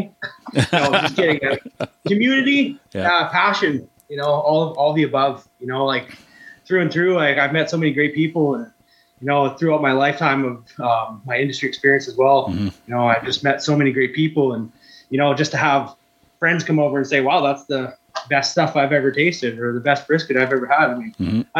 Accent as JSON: {"language": "English", "town": "Cold Lake", "region": "Alberta", "country": "Canada", "moved": "as an adult", "lives_now": "Wainwright, Canada", "said": "I'm from Cold Lake originally."}